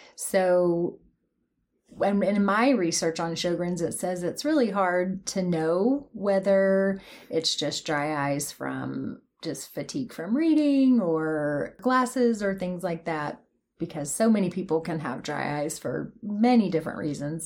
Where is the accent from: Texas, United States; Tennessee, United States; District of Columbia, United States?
Tennessee, United States; Athens; moved away as an adult; also born or lived in Memphis, Tennessee / Knoxville, Tennessee; I was born in Memphis, Tennessee, um, but mostly raised in Athens, here in East Tennessee